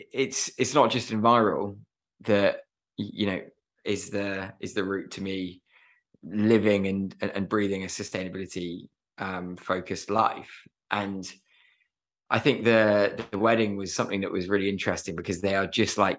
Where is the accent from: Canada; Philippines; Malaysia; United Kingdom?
United Kingdom; Herefordshire, West Midlands; I grew up in Herefordshire, and really fortunate to live there